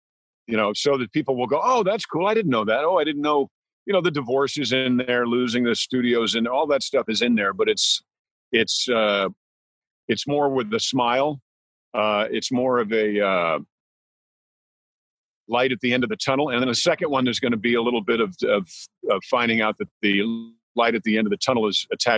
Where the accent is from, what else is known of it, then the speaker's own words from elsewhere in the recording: New York, United States; now in Louisiana, United States; I'm from New York, New York State.